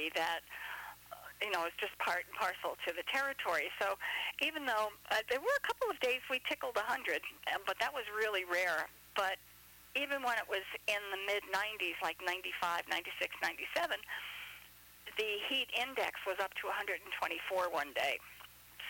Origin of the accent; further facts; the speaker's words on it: New York, United States; now in Florida, United States; I'm originally from New York.